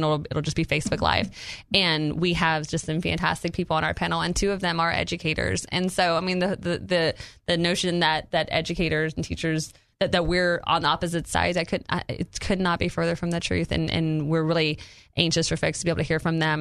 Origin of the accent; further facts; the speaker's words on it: Louisiana, United States; moved away as an adult; now in Arkansas, United States; it's my home state